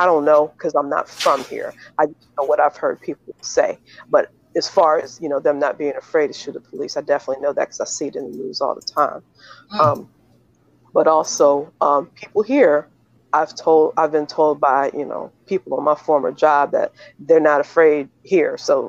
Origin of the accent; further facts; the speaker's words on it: Pennsylvania, United States; moved away as an adult; now in Louisiana, United States; I've actually lived in Louisiana for the past 5 years. I'm actually from Pennsylvania. So, another very white state, except for Philadelphia.